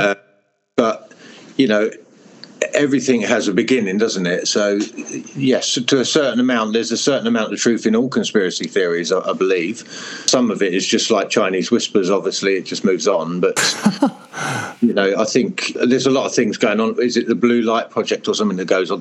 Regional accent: Hertfordshire, East of England, United Kingdom; moved away; also born or lived in Europe; I'm from England in Hertfordshire, uh, which is very green and rural

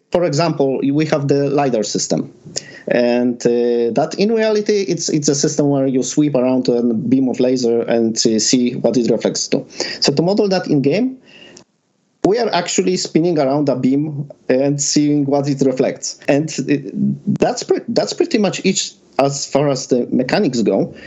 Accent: Poland; I'm from Benjin, Poland

